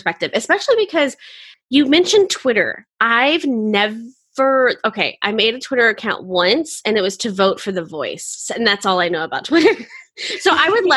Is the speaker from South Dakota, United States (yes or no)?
no; Florida, United States; I'm originally from Florida